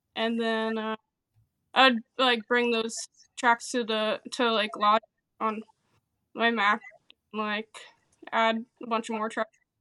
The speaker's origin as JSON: {"language": "English", "town": "Howell", "region": "New Jersey", "country": "United States", "said": "I'm from Howell, Uh, we're, like, central Jersey, but we're twenty minutes from the shore."}